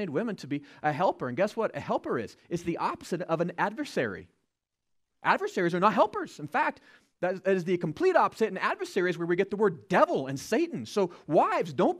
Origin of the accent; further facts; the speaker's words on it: United States; As American citizens